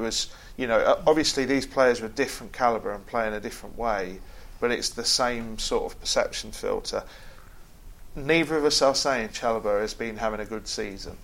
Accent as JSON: {"language": "English", "region": "England", "country": "United Kingdom", "said": "we, as English football crowds"}